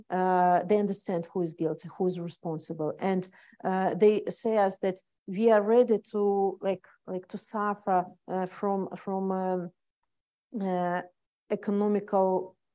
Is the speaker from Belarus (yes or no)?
yes; Belarus; English is a second language; moved away; We people became to be proud that we are Belarusians.